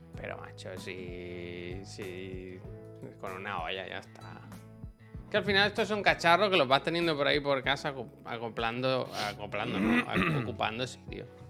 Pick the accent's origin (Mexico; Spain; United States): Spain; Badalona, Catalonia; aquí en Barcelona, o en Badalona al menos, cuando yo era pequeño